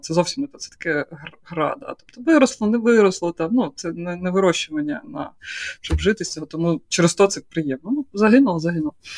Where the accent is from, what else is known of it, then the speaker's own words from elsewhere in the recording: Poltava Oblast, Ukraine; moved away; я з Полтавської області, я не знаю, чогось я вирісла в приватному будинку